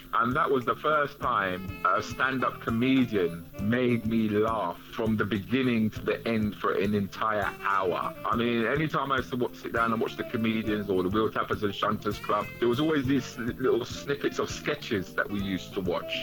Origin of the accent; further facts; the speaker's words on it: London, United Kingdom; I grew up in Northwest London